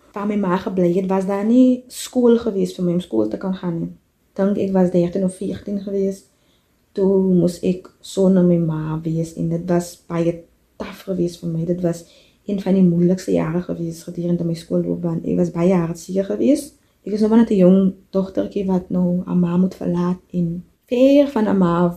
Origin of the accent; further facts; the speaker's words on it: De Doorns, Western Cape, South Africa; moved away as an adult; now in South Korea; Ek het grootgeword op Buffelskerwes, 'n plaas in die Boervallei in die Dorings